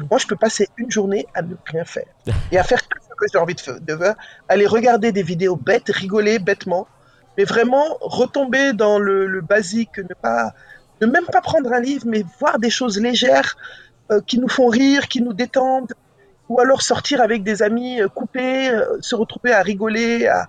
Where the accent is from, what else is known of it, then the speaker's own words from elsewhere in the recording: Kinshasa, DR Congo; Je dis Vous savez quoi, je viens de Kinshasa, votre Nigeria.